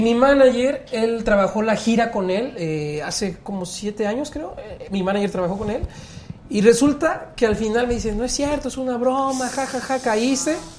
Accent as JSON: {"language": "Spanish", "town": "Progreso Industrial", "region": "State of Mexico", "country": "Mexico", "tie": "born or raised there", "said": "Progreso Industrial es en mi pueblo"}